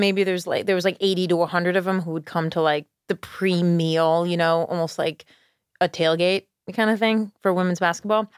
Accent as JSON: {"language": "English", "town": "Schenectady", "region": "New York", "country": "United States", "tie": "born or raised there", "moved": "yes", "lives_now": "Charleston, United States", "said": "I grew up in Schenectady"}